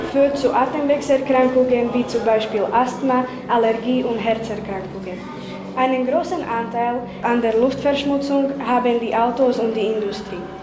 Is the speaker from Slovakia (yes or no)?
yes; Medzev, Košice Region, Slovakia; bei uns in Medzew, heizen die Familien mit Holz